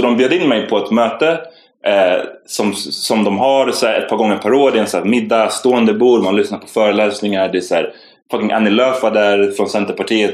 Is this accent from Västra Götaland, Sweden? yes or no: no; Stockholm, Stockholm County, Sweden; jag var från Farsta